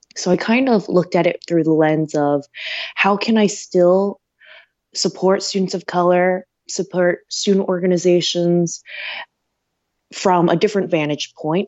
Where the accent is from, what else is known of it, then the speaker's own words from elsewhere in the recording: Delaware, United States; moved away as an adult; also born or lived in Pennsylvania; I grew up in Delaware